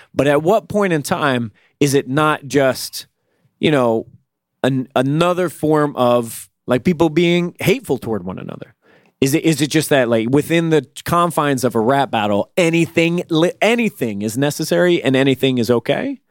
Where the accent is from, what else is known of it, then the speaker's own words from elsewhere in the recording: Virginia, United States; I'm from Virginia, where there ain't shit